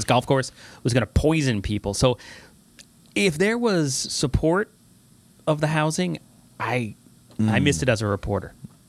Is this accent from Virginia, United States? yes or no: no; Somers, New York, United States; I was born and raised in Somers, New York, which is in that area, too.